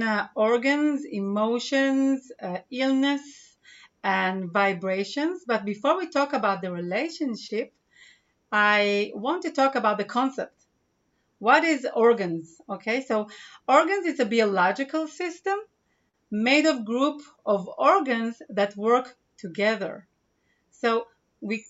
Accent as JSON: {"language": "English", "country": "Israel", "second_language": "English", "said": "I'm from Israel"}